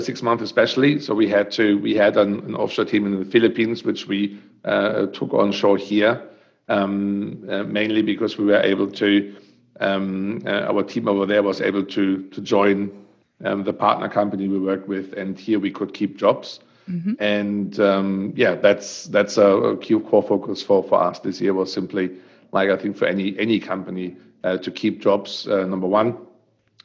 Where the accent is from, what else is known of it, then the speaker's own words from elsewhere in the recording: Germany; accent: German; English is a second language; moved away as an adult; also born or lived in Western Australia / Queensland; now in Australia; as you can hear with my great accent, is I'm coming from Germany, and I came here. My daughter always says it's ridiculous, 12 years ago, and I still speak like I arrived here yesterday